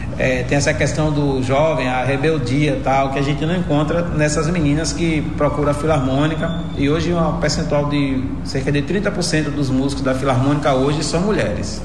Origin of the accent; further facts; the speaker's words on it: Jacobina, Bahia, Brazil; Eu sou natural aqui de Jacobina, precisamente ali da zona rural da Cachoeira dos Alves, dessa região onde eu nasci e me criei